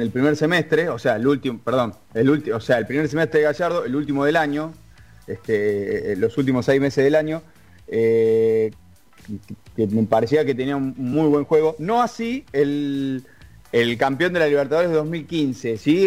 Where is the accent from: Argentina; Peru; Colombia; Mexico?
Argentina; Yo soy argentino